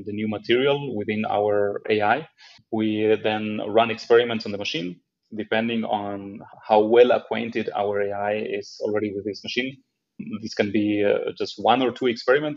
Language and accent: English; Argentina; also born or lived in Israel / France; now in Germany; I'm originally from Argentina